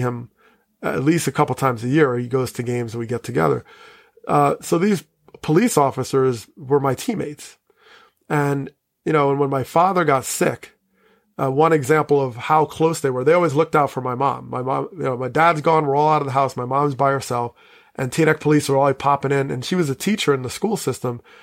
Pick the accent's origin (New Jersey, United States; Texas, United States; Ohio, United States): New Jersey, United States; Teaneck; I grew up in Teaneck